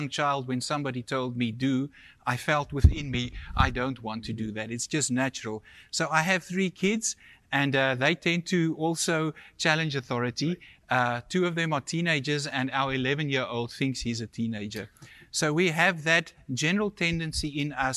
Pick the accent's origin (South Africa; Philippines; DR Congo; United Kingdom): South Africa; moved away as an adult; also born or lived in India; now in Canada; originally where we are from South Africa